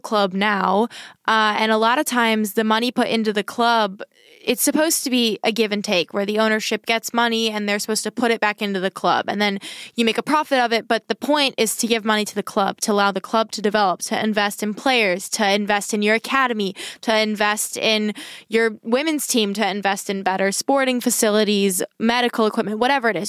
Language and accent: English; United States; I'm an American